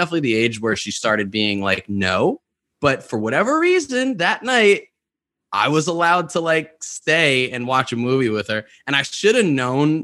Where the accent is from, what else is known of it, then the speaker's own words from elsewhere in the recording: New York, United States; I grew up in New York, where there are very little to no tornadoes